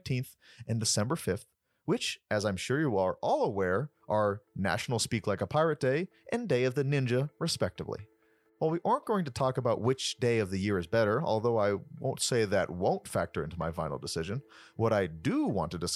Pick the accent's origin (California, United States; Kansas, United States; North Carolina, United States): North Carolina, United States; Raleigh; I am from Raleigh, North Carolina